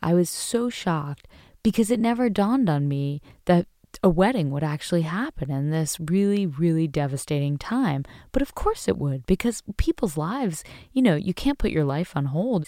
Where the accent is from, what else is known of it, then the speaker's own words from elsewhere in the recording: United States; I was proud to be American